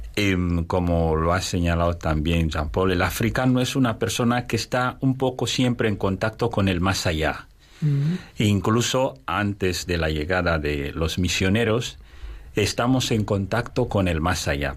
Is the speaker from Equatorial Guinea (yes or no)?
yes; Equatorial Guinea; en mi país también, en Guinea Ecuatorial